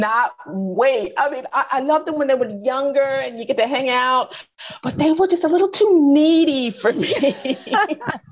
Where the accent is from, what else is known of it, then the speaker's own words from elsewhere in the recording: United States; I grew up in the 70s and 80s in the States. I grew up in the States